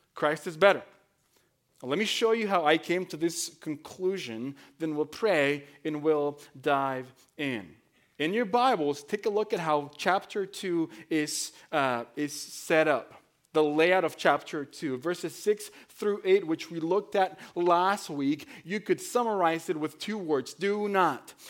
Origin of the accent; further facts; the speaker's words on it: Mexico; moved away as an adult; now in United States; I was born and raised in Mexico. I came, uh, to the United States at nineteen as an immigrant.